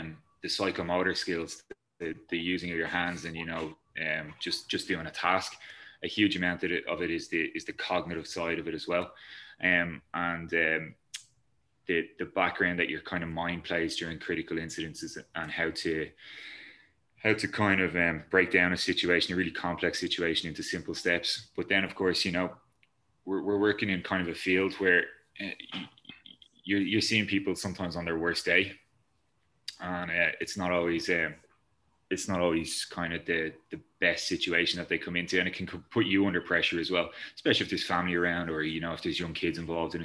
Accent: Ireland; We're Irish

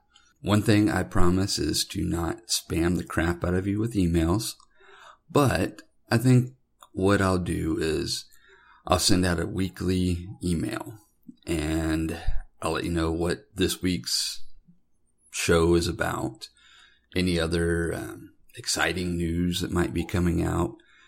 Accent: Sarasota, Florida, United States; As a kid, I grew up in Florida. I was born in Sarasota, Florida, and we bounced around quite a few different locations as I was growing up.

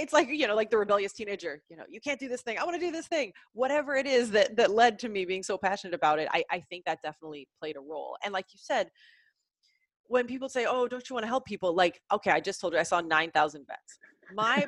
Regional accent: Southern Illinois, United States; I am from the Midwest, Southern Illinois.

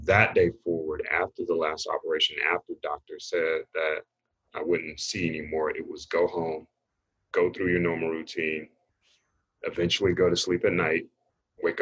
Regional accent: Raleigh, North Carolina, United States; I grew up in Raleigh, North Carolina.

